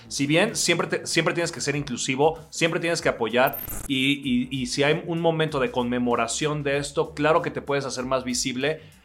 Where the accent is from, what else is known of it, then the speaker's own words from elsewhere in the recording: Oaxaca, Mexico; soy un oaxaqueño de 39 años